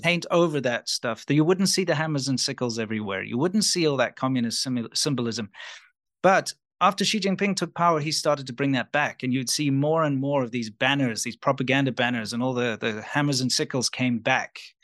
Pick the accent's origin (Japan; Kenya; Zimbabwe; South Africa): South Africa; moved away as an adult; also born or lived in China; because I'm South African